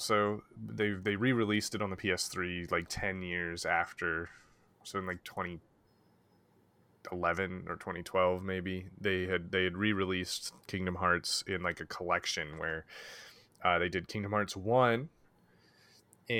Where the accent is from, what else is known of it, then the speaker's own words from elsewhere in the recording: Oregon, United States; As an Oregonian